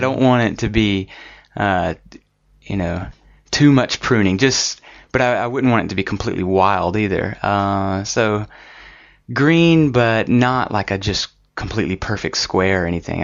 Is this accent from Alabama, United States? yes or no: yes; Alabama, United States; I grew up in Alabama, and I really like the landscape there